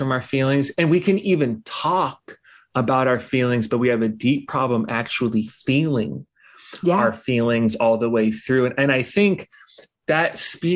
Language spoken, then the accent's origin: English; Los Angeles, California, United States; I grew up in Los Angeles